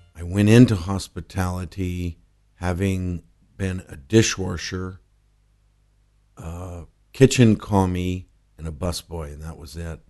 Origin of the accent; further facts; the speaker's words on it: Los Angeles, California, United States; also born or lived in Whittier; I grew up in a suburb of Los Angeles okay. in the East Side.